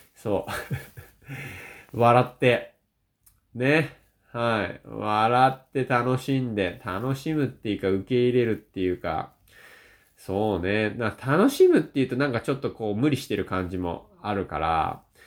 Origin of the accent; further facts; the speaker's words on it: Shizuoka, Japan; now in Niigata, Japan; 僕は静岡県出身なんでね